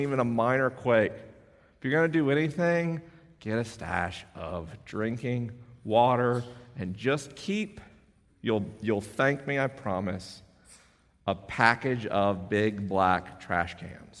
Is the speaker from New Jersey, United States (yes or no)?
no; Florida, United States; my home state